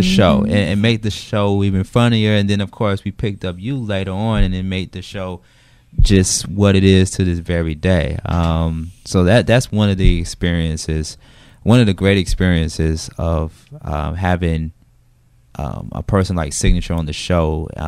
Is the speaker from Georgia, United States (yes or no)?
yes; Macon, Georgia, United States; and I'm from Macon, Macon, Georgia.